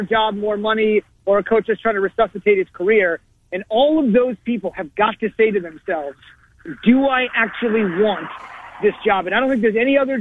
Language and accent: English; New Jersey, United States; moved away as an adult; I grew up in New Jersey. I lived there the first 22 years of my life